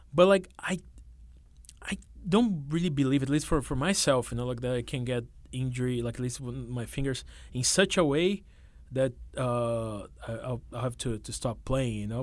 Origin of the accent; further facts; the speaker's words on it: São Paulo, Brazil; moved away as an adult; now in New York, United States; I was uh, born and raised in, uh, in, the capital, the big city